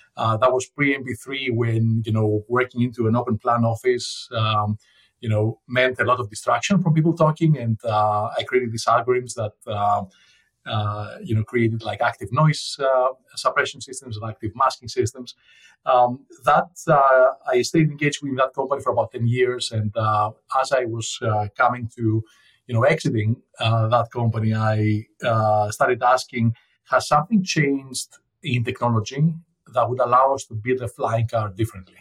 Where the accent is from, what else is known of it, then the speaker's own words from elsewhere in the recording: Athens, Attica, Greece; moved away; I grew up in Athens, Greece.